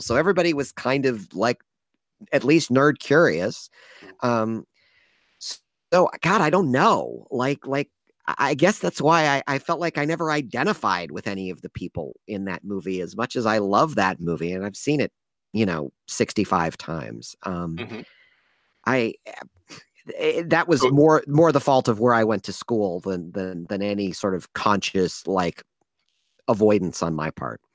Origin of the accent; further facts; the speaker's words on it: Ann Arbor, Michigan, United States; now in San Francisco, United States; I grew up in Ann Arbor, Michigan